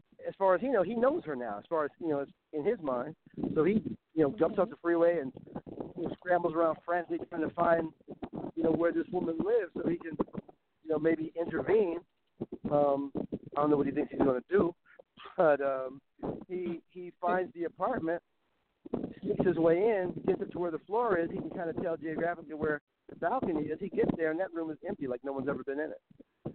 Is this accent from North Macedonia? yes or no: no; Compton, California, United States; moved away; I'm not from here. I'm from Compton. We do things a little differently where I come from